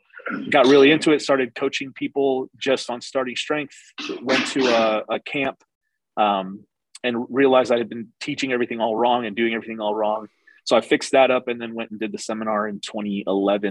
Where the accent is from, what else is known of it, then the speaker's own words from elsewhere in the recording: St. Louis, Missouri, United States; moved away as an adult; also born or lived in Columbus / Reno; now in Wichita Falls, United States; I lived and grew up in St. Louis.